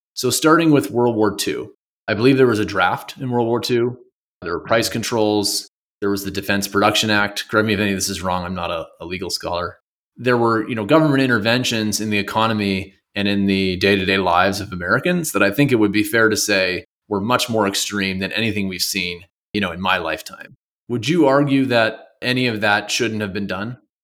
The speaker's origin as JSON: {"language": "English", "country": "Canada", "moved": "yes", "lives_now": "United States", "said": "I'm from Canada"}